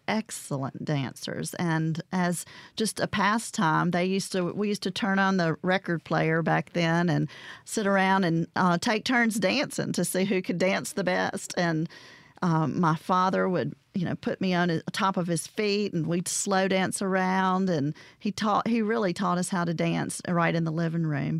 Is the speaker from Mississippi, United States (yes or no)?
yes; Vicksburg, Mississippi, United States; also born or lived in Greenville, Mississippi / Tallulah, Louisiana; All my friends were in Vicksburg, so I say I'm from Vicksburg, Mississippi